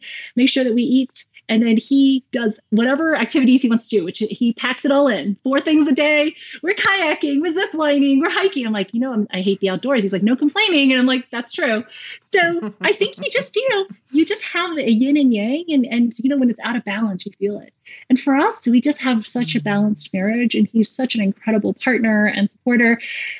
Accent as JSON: {"language": "English", "region": "South Carolina", "country": "United States", "tie": "born or raised there", "also_born_or_lived": "Raleigh, North Carolina", "moved": "as an adult", "said": "I grew up in South Carolina, and about 5 hours away, I went to Duke"}